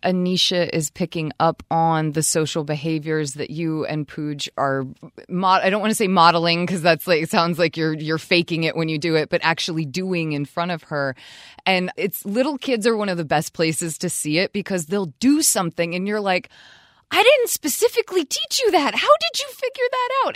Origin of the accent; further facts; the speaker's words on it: Vermont, United States; I'm not in Vermont, I'm not in my home state